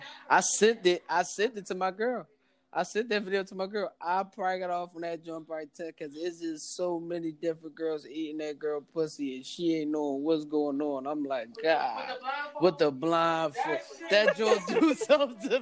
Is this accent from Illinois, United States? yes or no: no; Philadelphia, Pennsylvania, United States; I'm from Philly